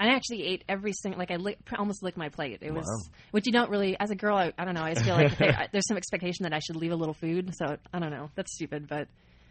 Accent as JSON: {"language": "English", "region": "Oregon", "country": "United States", "tie": "born or raised there", "said": "I grew up in Oregon"}